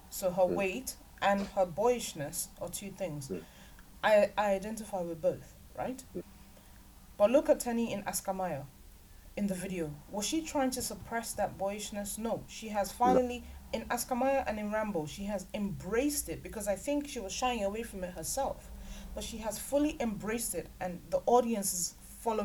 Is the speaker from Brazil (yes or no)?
no; Nigeria; we're Nigerian